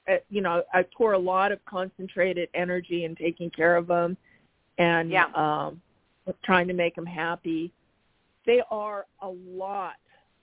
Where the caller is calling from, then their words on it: Arizona, United States; from Arizona.